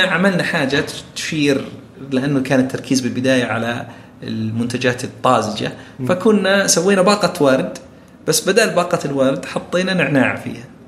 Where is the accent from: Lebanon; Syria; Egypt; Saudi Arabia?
Saudi Arabia; كثير عندنا بالسعوديه